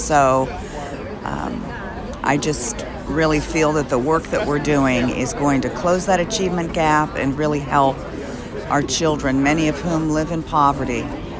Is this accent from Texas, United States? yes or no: no; Campbell, Ohio, United States; I grew up in Campbell, Ohio, and many of the people in my hometown were employed by the steel mill.